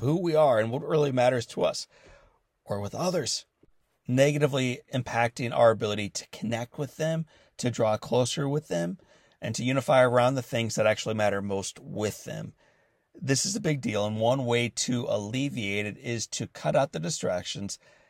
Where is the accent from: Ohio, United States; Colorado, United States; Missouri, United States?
Missouri, United States; St. Louis; born or raised there